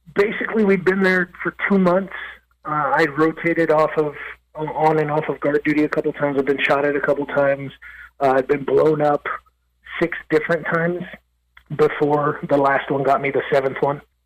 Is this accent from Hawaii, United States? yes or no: no; Los Angeles, California, United States; now in Nashville, United States; I'm from East Los Angeles, California, originally. I was uh, born and raised in East